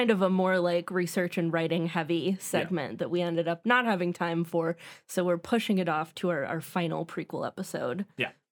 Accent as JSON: {"language": "English", "country": "United States", "said": "I'm American."}